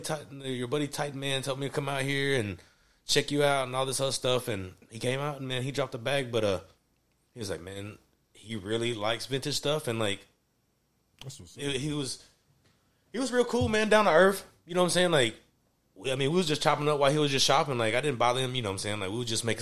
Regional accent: Nashville, Tennessee, United States; also born or lived in Woodbine, Nashville; Grew up in Woodbine, and I was raised in Antioch. So I'm, you know what I'm saying, I'm a native

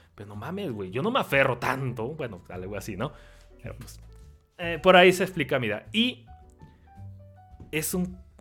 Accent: Mexico; Como mexicano

